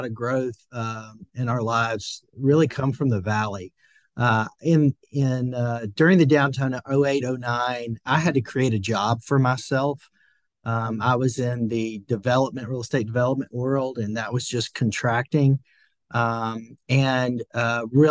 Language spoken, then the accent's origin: English; Franklin, Tennessee, United States; now in Nashville, United States; I'm from a town just south of Nashville, Franklin, Tennessee